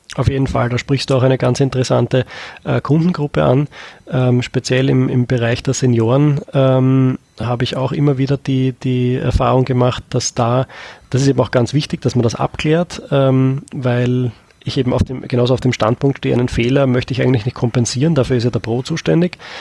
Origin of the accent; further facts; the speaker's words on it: Austria; bei uns in Österreich